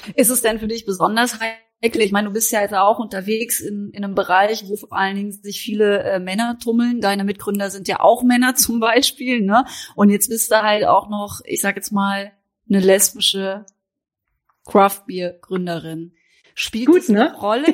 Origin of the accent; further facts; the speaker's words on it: Baden-Württemberg, Germany; Ich komme aus Südbaden, da ist Frankreich näher als äh, der englische Sprachraum.